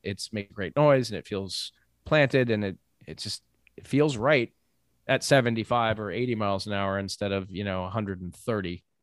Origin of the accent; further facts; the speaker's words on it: Maine, United States; I'm from Maine